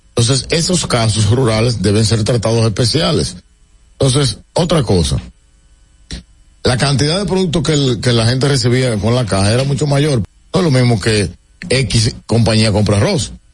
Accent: Dominican Republic; desde que yo he crecido en mi país

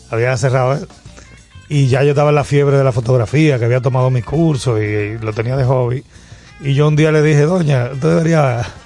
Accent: Dominican Republic; Nosotros, somos dominicanos. Pero eh, de origen. Mi abuelo libanés

